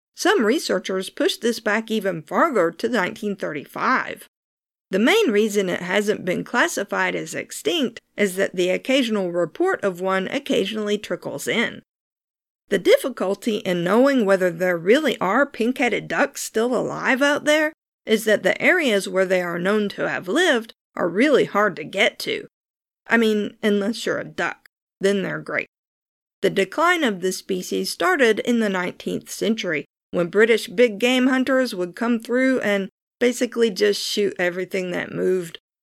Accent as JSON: {"language": "English", "country": "United States", "said": "I'm American, and that means I say my R's like a pirate"}